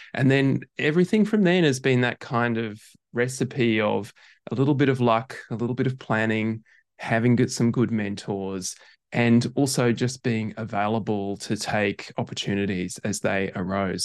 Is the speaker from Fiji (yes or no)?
no; Brisbane, Queensland, Australia; moved away as an adult; also born or lived in Perth; now in Melbourne, Australia; I grew up in Brisbane, went to medical school in Perth